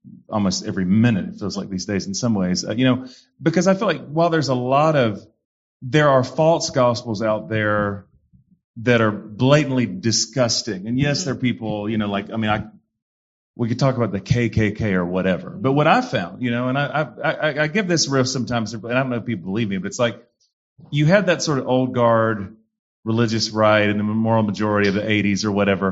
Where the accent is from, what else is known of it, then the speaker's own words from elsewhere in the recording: North Carolina, United States; now in Oklahoma, United States; I come from North Carolina